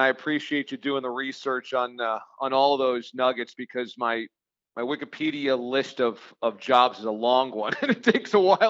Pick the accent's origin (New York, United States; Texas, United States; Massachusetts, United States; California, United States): New York, United States; growing up in New York, if I wanted to stay local and I wanted to stay at home, and yeah, the goal was always to come back home and work in New York to be close to friends and family.